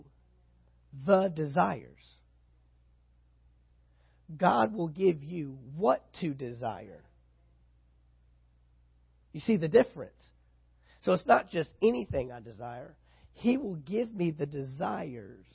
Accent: San Antonio, Texas, United States; now in Valdosta, United States; my hometown, San Antonio, Texas

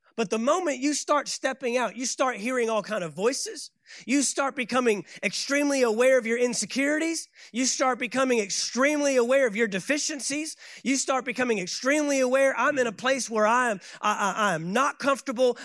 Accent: Fort Worth, Texas, United States; moved away as an adult; also born or lived in Saint Augustine, Florida; I left my hometown of Fort Worth, Texas, moved to Saint Augustine, Florida

